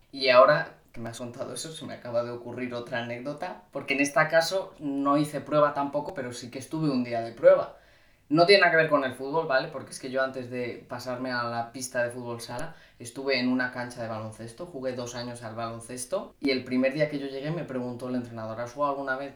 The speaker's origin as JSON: {"language": "Spanish", "region": "Cantabria", "country": "Spain", "moved": "yes", "lives_now": "Madrid, Spain", "said": "los veranos los paso en Cantabria, que es de donde soy yo"}